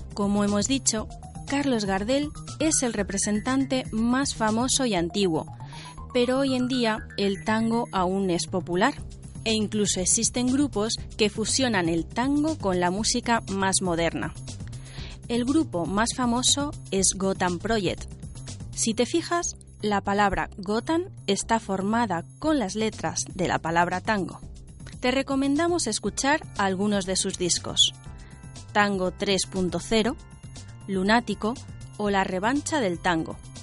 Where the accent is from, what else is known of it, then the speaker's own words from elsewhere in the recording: Beijing, China; Spanish is a second language; moved away as an adult; now in Spain; De Pekín, soy de Pekín